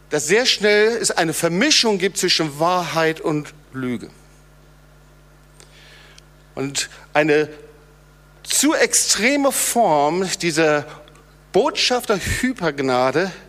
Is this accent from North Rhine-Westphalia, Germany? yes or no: yes; North Rhine-Westphalia, Germany; habe ja erwähnt, ich komme aus dem Sauerland und ich habe oft die Situation gehabt